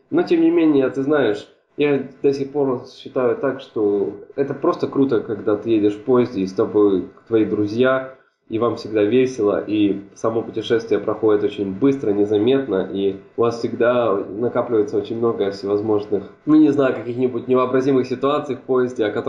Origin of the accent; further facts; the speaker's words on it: Ukraine; also born or lived in Hungary; После того, как я родился и жил в Венгрии, у меня отец получил работу на Украине, и так получилось, что определенный этап своей жизни, немалый этап своей жизни, и это, как мне кажется, видно по моей русской речи, я провел на Украине